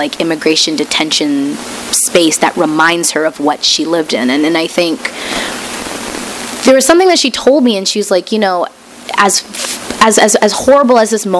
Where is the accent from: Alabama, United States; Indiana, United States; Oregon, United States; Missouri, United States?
Missouri, United States; I grew up in Missouri